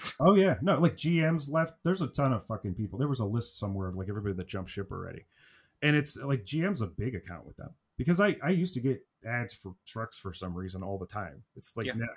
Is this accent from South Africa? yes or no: no; Ohio, United States; I'm from Ohio